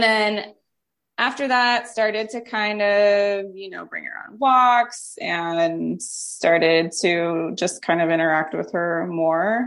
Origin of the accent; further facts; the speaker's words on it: St. Louis, Missouri, United States; moved away as an adult; now in Las Vegas, United States; I'm from the Midwest in St. Louis.